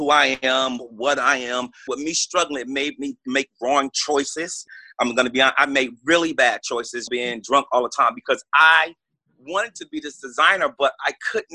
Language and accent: English; Newark, New Jersey, United States; I grew up in Newark, New Jersey